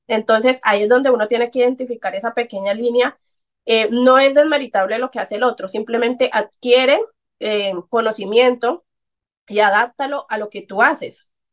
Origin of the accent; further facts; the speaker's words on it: Colombia; soy colombiana, a mucha honra